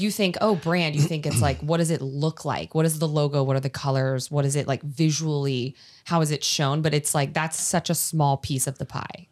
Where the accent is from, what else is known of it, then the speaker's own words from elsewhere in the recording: East Coast, United States; moved away as an adult; now in California, United States; I'm from East Coast, when I moved to California